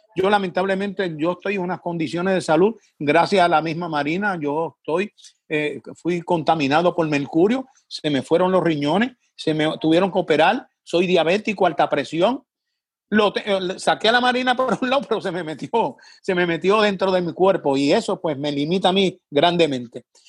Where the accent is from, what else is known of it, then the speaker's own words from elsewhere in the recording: Vieques, Puerto Rico; Yo soy tan puertorriqueño como un puertorriqueño de, mayagüe Mayagüez o de Ponce o de cualquier lado